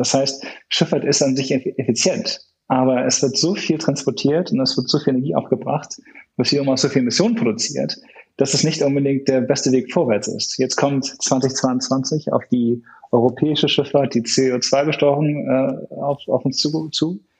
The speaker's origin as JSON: {"language": "German", "region": "Hamburg", "country": "Germany", "said": "ich komme ursprünglich aus Hamburg"}